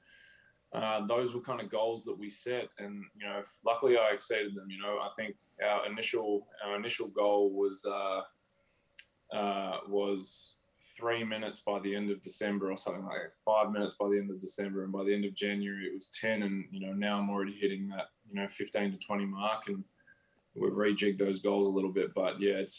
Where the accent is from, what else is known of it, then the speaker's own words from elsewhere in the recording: Australia; moved away as an adult; now in United States; being Australian